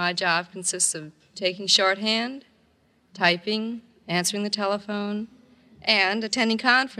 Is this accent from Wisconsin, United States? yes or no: yes; Wauwatosa, Wisconsin, United States; moved away as an adult; now in California, United States; I'm from around Milwaukee. I was born in Wauwatosa.